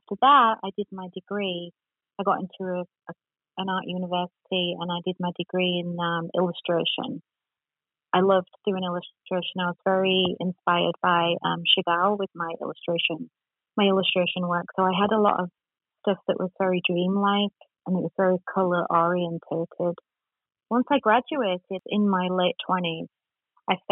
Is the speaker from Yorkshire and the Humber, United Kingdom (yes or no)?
yes; Yorkshire and the Humber, United Kingdom; now in Orange County, United States; I'm originally from England, Yorkshire